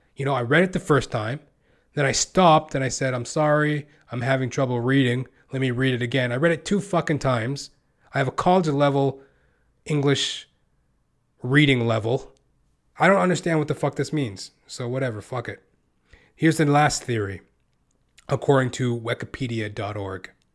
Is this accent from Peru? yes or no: no; Western Canada, Canada; I was born and raised in Western Canada.